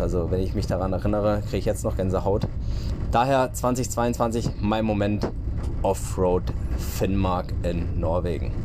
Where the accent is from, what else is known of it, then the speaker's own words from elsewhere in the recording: Freiburg, Baden-Württemberg, Germany; Ich komme aus Freiburg